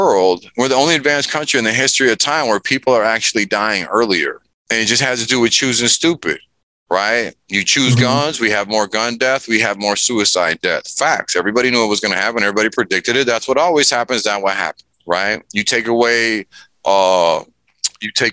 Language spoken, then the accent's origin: English; Chicago, Illinois, United States; moved away; also born or lived in rural Minnesota; I'm from Chicago